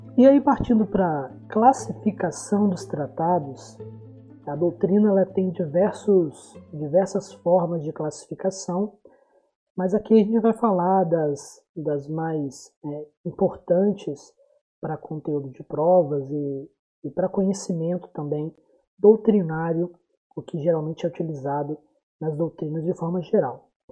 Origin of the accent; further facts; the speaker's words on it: Brazil; tão atual para a gente enquanto brasileiros